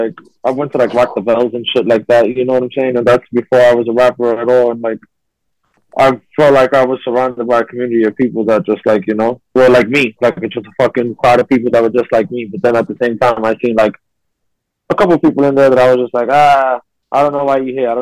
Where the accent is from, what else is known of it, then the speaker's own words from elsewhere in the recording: New York City, New York, United States; I'm from Brooklyn